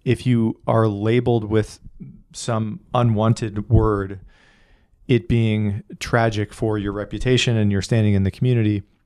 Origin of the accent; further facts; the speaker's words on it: Northeast, United States; I grew up in the Northeast